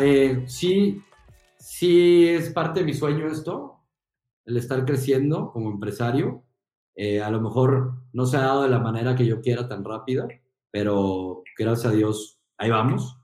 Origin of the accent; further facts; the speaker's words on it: Guadalajara, Jalisco, Mexico; moved away as an adult; also born or lived in Monterrey; regresar como empresario a mi tierra